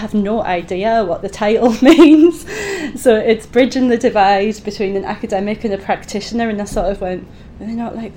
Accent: Easington Colliery, North East England, United Kingdom; moved away as an adult; also born or lived in Edinburgh; now in Oxford, United Kingdom; the year I was born in Easington Colliery while my dad was on strike. I went to a normal school in Easington.

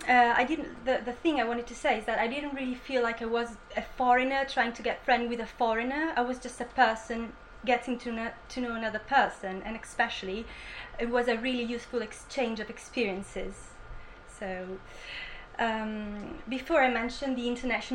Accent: Italy; English is a second language; moved away as an adult; now in Bournemouth, United Kingdom; I'm from Italy and I'm on my second year

